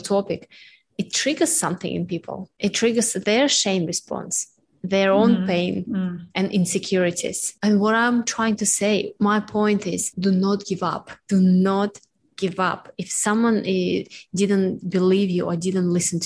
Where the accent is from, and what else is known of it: Russia; born or raised there; moved away